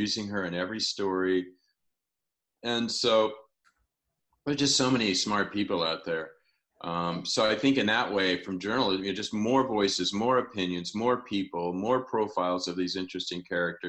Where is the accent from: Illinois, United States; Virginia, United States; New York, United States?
Illinois, United States; I'm from Illinois